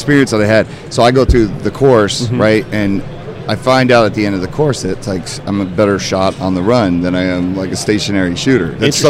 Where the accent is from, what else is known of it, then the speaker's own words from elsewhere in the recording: New Jersey, United States; growing up in Jersey, you just don't have access to a lot of the stuff, a lot of the guns.